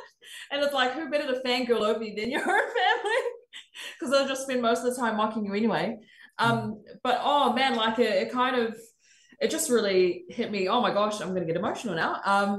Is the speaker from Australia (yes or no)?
yes; Australia; even when I was growing up in Australia and not seeing any form of Pacifica representation